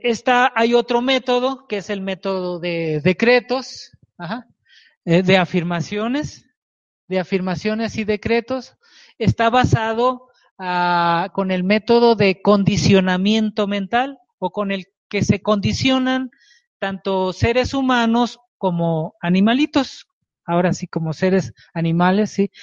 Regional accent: Culiacán, Sinaloa, Mexico; moved away as an adult; now in Mexico City, Mexico; Y yo vivía en Sinaloa, en Culiacán, Sinaloa, soy de Culiacán, Sinaloa

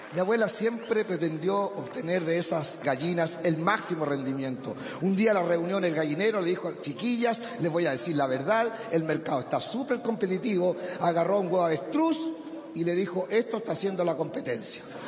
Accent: Curicó, Maule, Chile; mi colegio donde yo estudiaba en Curicó era tan pobre que tenía un solo computador

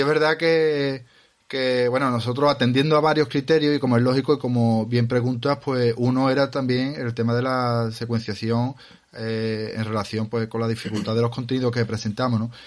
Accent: Andalusia, Spain; salimos de Andalucía

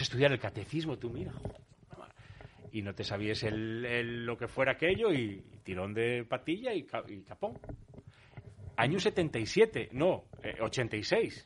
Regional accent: Oviedo, Asturias, Spain; also born or lived in Vigo; yo con diez años llegué aquí a Oviedo, esto era en Vigo

